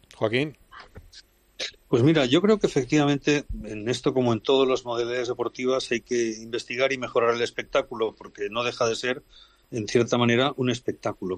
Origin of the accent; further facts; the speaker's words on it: Spain; soy español